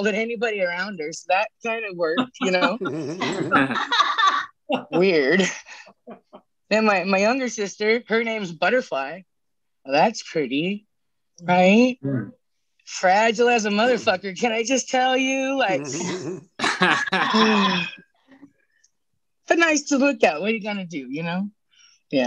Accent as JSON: {"language": "English", "region": "Northern California", "country": "United States", "said": "I'm Hoopa from Northern California"}